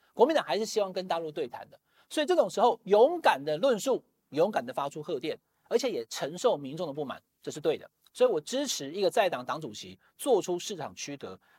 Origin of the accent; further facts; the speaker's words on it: Taiwan; 身为台湾人，